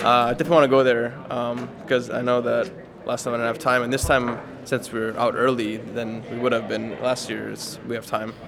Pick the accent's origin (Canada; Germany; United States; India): United States; I'm from the United States and like my parents from the United States